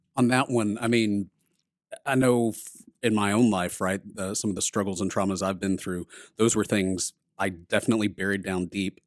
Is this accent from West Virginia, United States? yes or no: no; Texas, United States; I'm from Texas